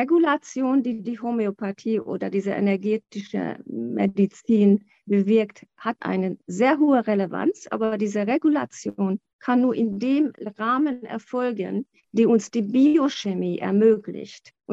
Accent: Hungary; German is a second language; Ich bin in Ungarn aufgewachsen

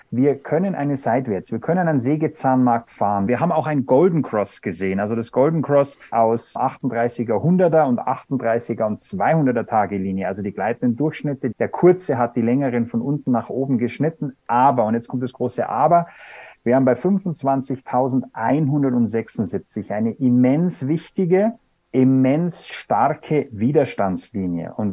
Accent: Bavaria, Germany; Wir sind ja beide aus Bayern

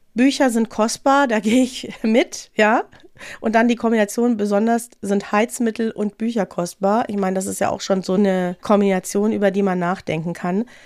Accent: North Rhine-Westphalia, Germany; now in Munich, Germany; Ich bin ja aus Nordrhein-Westfalen

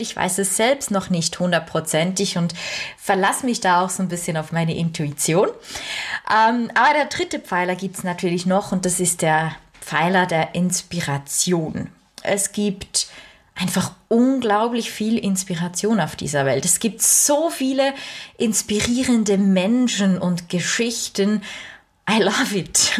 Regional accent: Switzerland; bei uns in der Schweiz

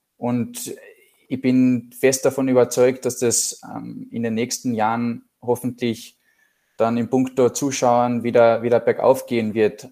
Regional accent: Klagenfurt, Carinthia, Austria; Wir sind beide ursprünglich aus Klagenfurt

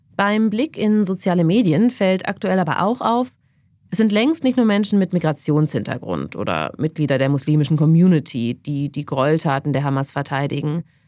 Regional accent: Germany; bei uns in Deutschland

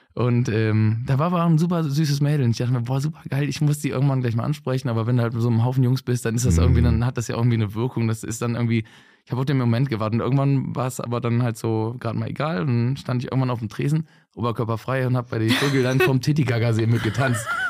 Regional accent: Bergisch Gladbach, North Rhine-Westphalia, Germany; now in Cologne, Germany; gebürtig aus Bergschlappach

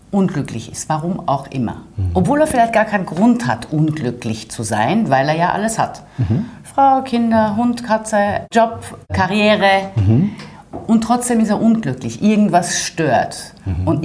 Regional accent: Paris, Île-de-France, France; born there; Also geboren bin ich in Paris.

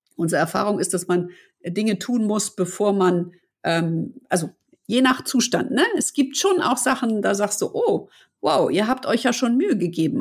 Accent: Hamburg, Germany; sind wir beide aus Hamburg und wir lieben unsere Stadt

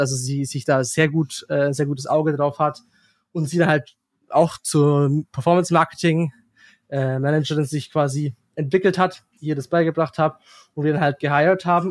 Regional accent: near Heidenheim, Baden-Württemberg, Germany; moved away as an adult; now in United Arab Emirates; es ist ein Kaff in der, in der Nähe, wo ich herkomme.

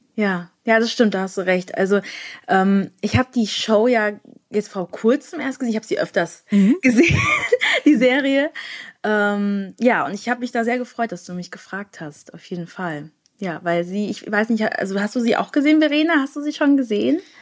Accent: near Frankfurt, Hesse, Germany; ich komme aus der Nähe von Frankfurt

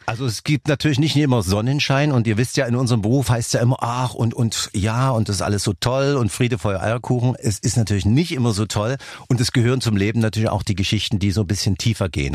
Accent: Dresden, Saxony, Germany; accent: Saxon; ich komme ja aus Dresden und wir sprechen ja einen tollen Dialekt, unser Sächsischer, worauf ich natürlich sehr stolz bin

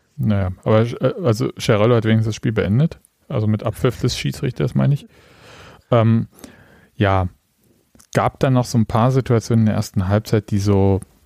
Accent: Saxony, Germany; ich komme aus Sachsen, ich habe Probleme mit harten und weichen D

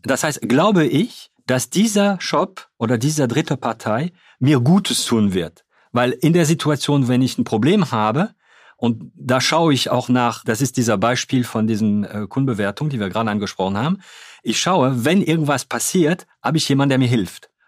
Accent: Hauts-de-France, France; German is a second language; moved away as an adult; also born or lived in Cologne, Germany; now in Germany; ich bin Franzose, ich bin äh, ja in Nordfrankreich geboren.

